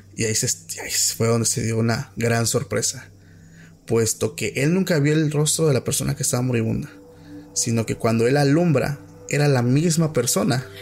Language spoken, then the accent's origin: Spanish; Oaxaca, Mexico; somos de Oaxaca